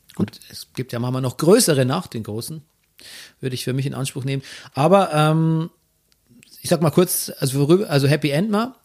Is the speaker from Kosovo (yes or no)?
no; Bavaria, Germany; accent: Bavarian; moved away as an adult; also born or lived in Regensburg / Munich; now in Berlin, Germany; In München habe ich noch äh, wirklich versucht, auch meinen bayerischen Akzent ein bisschen zu unterdrücken